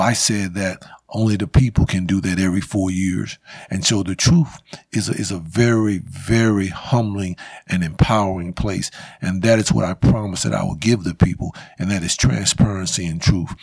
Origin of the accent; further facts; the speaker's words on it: Winston-Salem, North Carolina, United States; I grew up in East Winston.